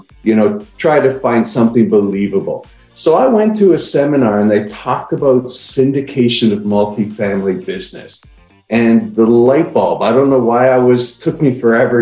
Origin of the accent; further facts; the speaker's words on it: Niagara Falls, Ontario, Canada; now in Austin, United States; I live in Austin, Texas right now. I'm originally from Niagara Falls, Canada